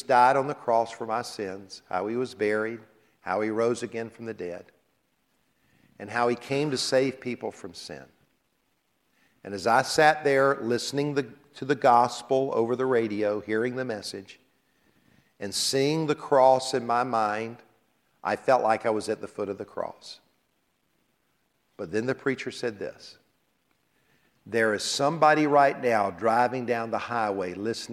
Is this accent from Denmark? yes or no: no; Columbia, South Carolina, United States; my house where I grew up in Columbia, South Carolina